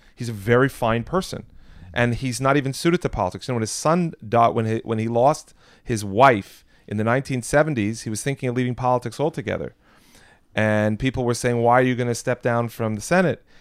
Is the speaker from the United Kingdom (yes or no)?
no; Quebec, Canada; moved away; I'm American, but I grew up in the province of Quebec